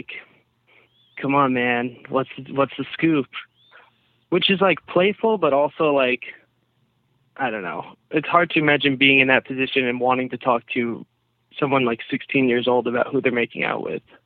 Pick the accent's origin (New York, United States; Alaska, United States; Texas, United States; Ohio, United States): New York, United States; Long Island; I'm from Long Island.